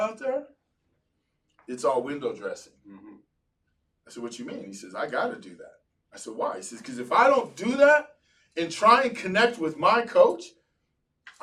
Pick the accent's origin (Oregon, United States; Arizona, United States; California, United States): California, United States; Gardena; I was a Cholo from Gardena